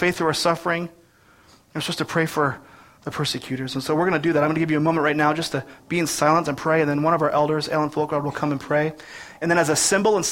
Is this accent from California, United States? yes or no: no; Grand Rapids, Michigan, United States; my hometown of Grand Rapids, Michigan